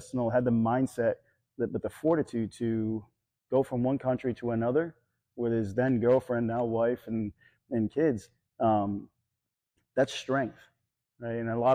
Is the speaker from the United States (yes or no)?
yes; New Hampshire, United States; moved away; also born or lived in Ohio; I grew up in New Hampshire, and the only thing local was Taekwondo